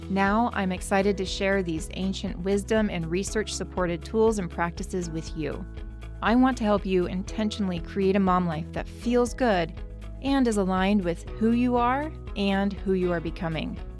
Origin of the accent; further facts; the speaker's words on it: California, United States; as a Californian